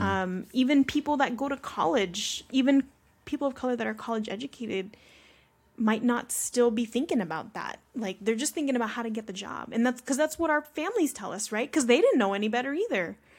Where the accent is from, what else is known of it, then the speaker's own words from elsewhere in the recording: Carson, California, United States; also born or lived in Long Beach; I'm just from Long Beach